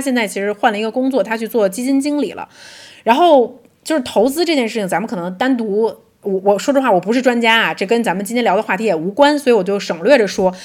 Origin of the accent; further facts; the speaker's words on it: Beijing, China; moved away; also born or lived in London; 我们是从小出生在北京，是跟水没有什么关系的一个地方